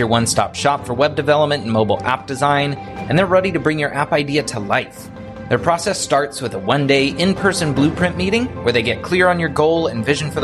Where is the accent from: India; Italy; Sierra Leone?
Italy; I grew up in Italy